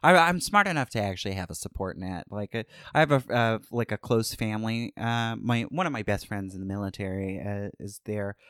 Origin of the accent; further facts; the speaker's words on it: Starke, Florida, United States; moved away as an adult; also born or lived in California; I can say I'm from Jacksonville, but I'm from Stark